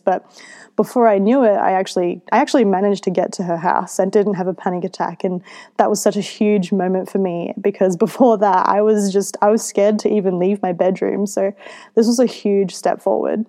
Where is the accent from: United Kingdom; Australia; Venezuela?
Australia; my mum, who is Filipino, she raised me in Australia